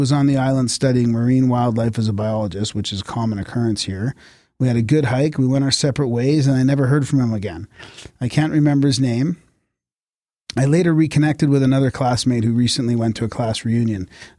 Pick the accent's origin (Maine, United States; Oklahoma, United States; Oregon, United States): Maine, United States; I'm from Maine, and it turns out so was he.